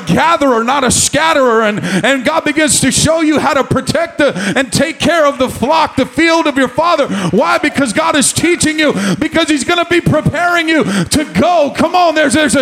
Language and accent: English; Stockton, California, United States; moved away as an adult; now in Maricopa, United States; a 19-year-old piece of white trash from the gutters of Stockton, California